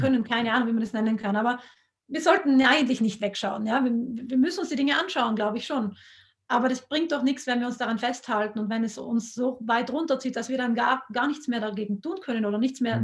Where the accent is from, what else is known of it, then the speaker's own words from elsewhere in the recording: South Tyrol, Trentino-Alto Adige, Italy; in Südtirol sind wir so stolz auf den Südtiroler Speck